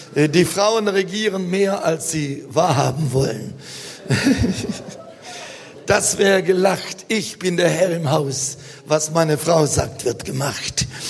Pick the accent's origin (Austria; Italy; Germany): Germany